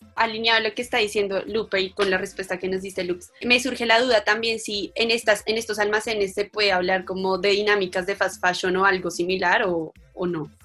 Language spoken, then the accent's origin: Spanish; Colombia; nosotras, que somos de Colombia